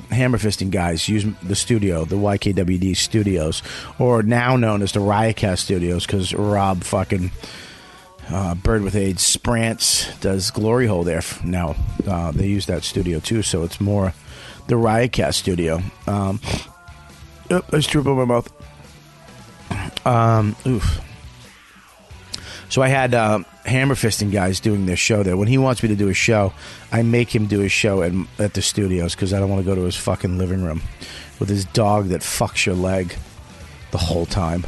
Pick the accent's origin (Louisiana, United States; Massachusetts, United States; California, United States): Massachusetts, United States; Boston; moved away; My hometown